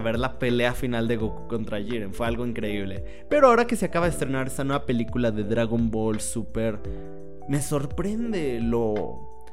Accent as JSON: {"language": "Spanish", "country": "Mexico", "said": "soy de México"}